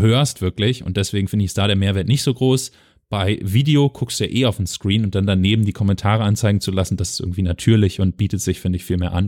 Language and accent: German; Germany; bei uns in Deutschland